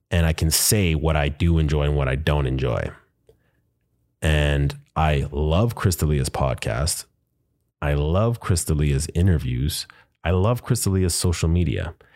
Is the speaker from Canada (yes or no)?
yes; Winnipeg, Manitoba, Canada; I am from Manitoba, Winnipeg to be specific